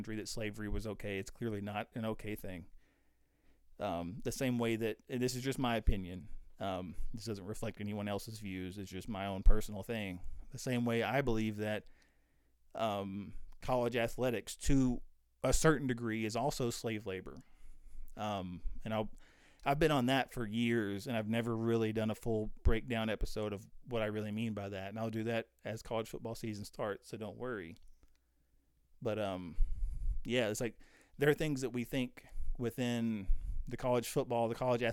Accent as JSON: {"language": "English", "country": "United States", "said": "we're all the time in America bashing our leaders"}